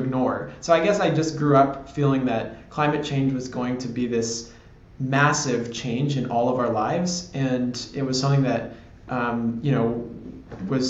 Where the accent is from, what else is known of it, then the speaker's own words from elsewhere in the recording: San Francisco, California, United States; I grew up in San Francisco